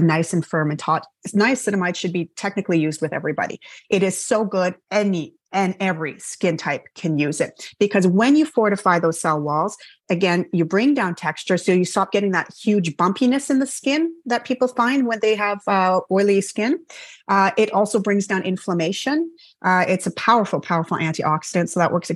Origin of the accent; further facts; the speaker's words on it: Canada; I'm Canadian